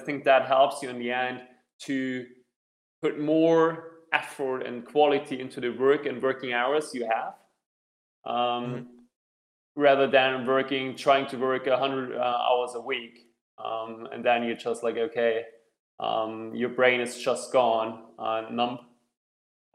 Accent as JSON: {"language": "English", "country": "Germany", "also_born_or_lived": "Hong Kong / Cape Town, South Africa / Zurich, Switzerland", "moved": "yes", "lives_now": "Vienna, Austria", "said": "I'm originally from Germany, having lived in Hong Kong, Cape Town, and also in Zurich"}